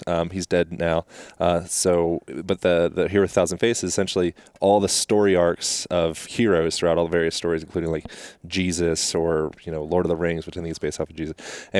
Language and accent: English; Lancaster, Pennsylvania, United States; moved away; I come from Pennsylvania, very ordinary world, Lancaster, Amish country.